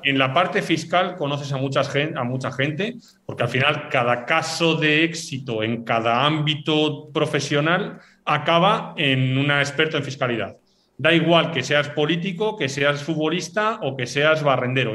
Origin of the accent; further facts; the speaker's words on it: Basque Country, Spain; yo soy vasco